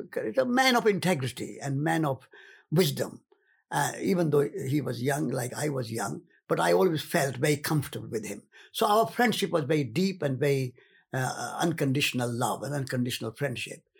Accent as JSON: {"language": "English", "region": "Rajasthan", "country": "India", "moved": "yes", "said": "I came from the north. I came from Rajasthan."}